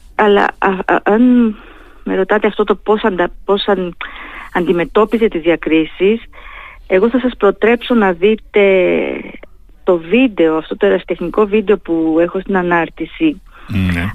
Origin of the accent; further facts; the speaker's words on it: Heraklion, Crete, Greece; now in Thessaloniki, Greece; συνδέομαι έτσι με το Ηράκλειο την πατρίδα μου